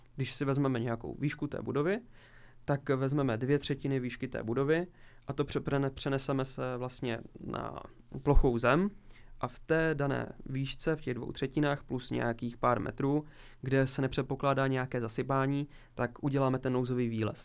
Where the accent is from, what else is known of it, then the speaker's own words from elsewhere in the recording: Zlín, Zlín Region, Czechia; jsme s, se spolužáky v podstatě s mými kamarády chodili po různých opuštěných budovách, kterých poměrně u nás ve Zlíně je celkem